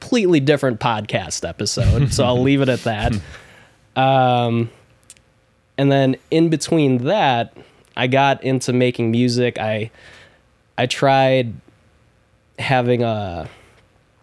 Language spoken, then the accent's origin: English; Chicago, Illinois, United States; also born or lived in Des Plaines, Illinois; I was born and raised in Chicago, then moved out to Des Plaines and lived there for God knows how long, like more than half of my life at this point